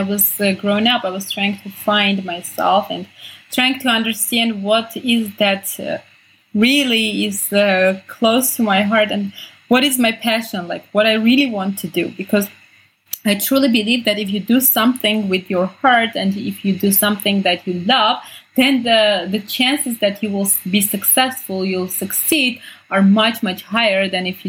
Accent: Armenia; also born or lived in Sweden; I grew up in Armenia.

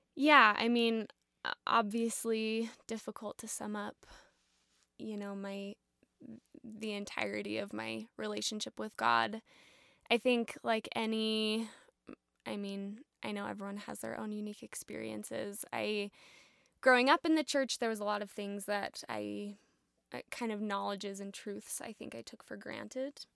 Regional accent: Provo, Utah, United States; also born or lived in Berlin, Germany; I am actually from Provo, Utah. Okay. Born and raised in Provo

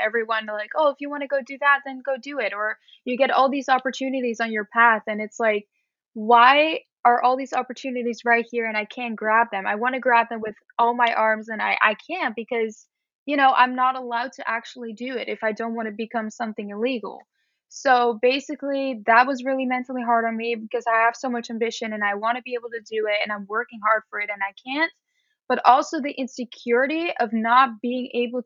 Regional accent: Netherlands; moved away as an adult; now in United States; I'm from the Netherlands, which is all the way up north in Europe

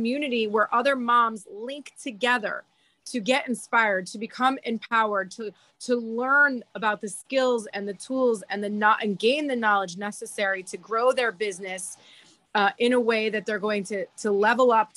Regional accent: Pennsylvania, United States; moved away as an adult; now in Florida, United States; I grew up in Pennsylvania

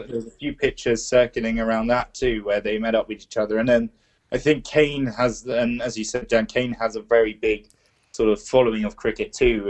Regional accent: England, United Kingdom; I was born in England too

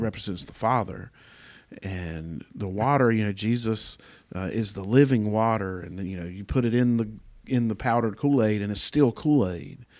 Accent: United States; as a American

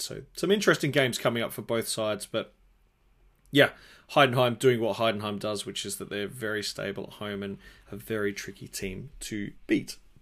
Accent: Adelaide, South Australia, Australia; here in my hometown Adelaide

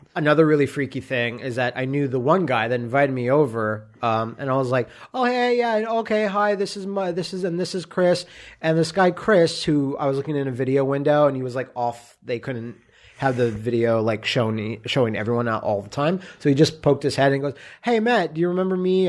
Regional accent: Canada; me being Canadian

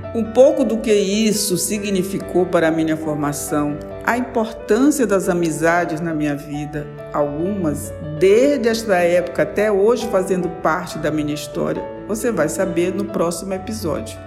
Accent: São Luís, Maranhão, Brazil; born or raised there; also born or lived in São Domingos, Maranhão

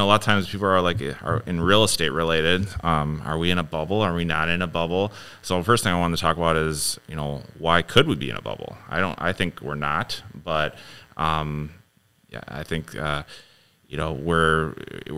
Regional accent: Ames, Iowa, United States; I was born in Iowa.

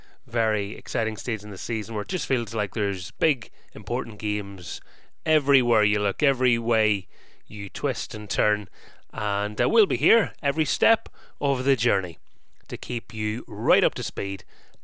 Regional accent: Carrickfergus, Northern Ireland, United Kingdom; born or raised there

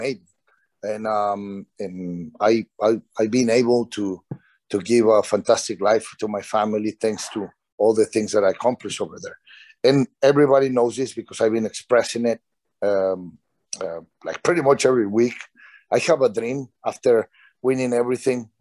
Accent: Mexico; moved away; in Mexico, in my hometown

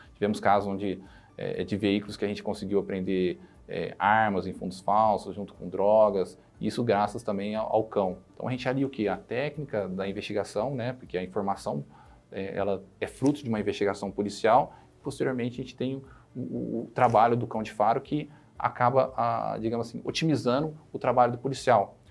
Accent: Ribeirão Preto, São Paulo, Brazil; now in Ribeirão Preto, Brazil; Depois fui para Ribeirão Preto, minha cidade é onde eu nasci, fui criado e nasci

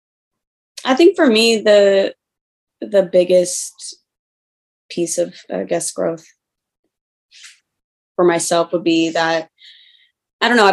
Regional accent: Kansas City, Missouri, United States; I'm from Kansas City

